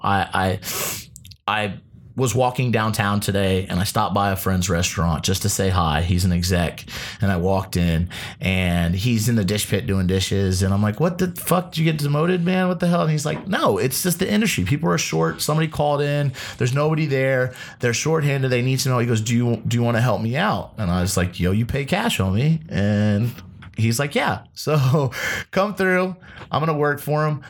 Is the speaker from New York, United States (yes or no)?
no; Ohio, United States; also born or lived in Las Vegas; now in Los Angeles, United States; Being a Midwesterner myself okay. uh, from Ohio